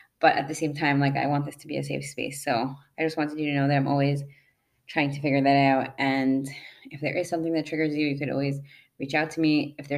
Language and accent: English; Scranton, Pennsylvania, United States; I'm from Scranton.